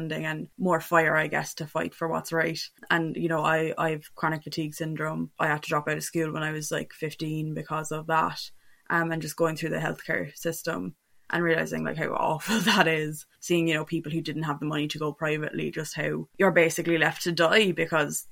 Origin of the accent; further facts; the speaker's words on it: Cork, Munster, Ireland; moved away as an adult; now in Glasgow, United Kingdom; I'm 21, I'm from Cork, I'm based in Glasgow at the moment